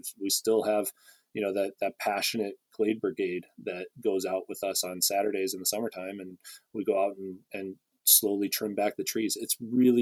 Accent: Traverse City, Michigan, United States; now in Waterville Valley, United States; Mount Holiday in Traverse City, Michigan, which is, you know, my hometown ski resort

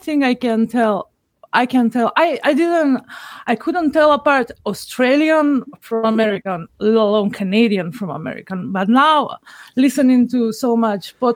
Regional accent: North Macedonia; I'm from Macedonia, which is recently been renamed North Macedonia

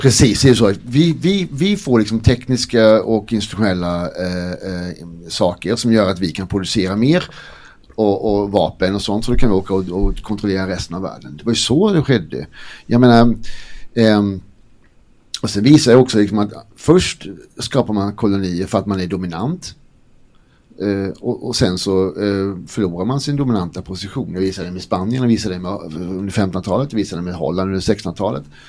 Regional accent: Blekinge, Sweden; Jag har inte sagt att jag är från Blekinge än, men alltså, jag är ju halvdansk.

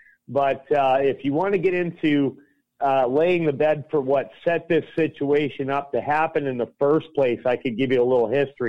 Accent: Alberta, Canada; I was born in Alberta, Canada, okay? My father's from Chicago

